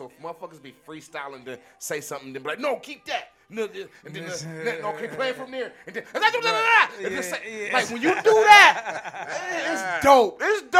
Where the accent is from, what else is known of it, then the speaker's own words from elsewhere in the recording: Akron, Ohio, United States; We're from Akron, Ohio.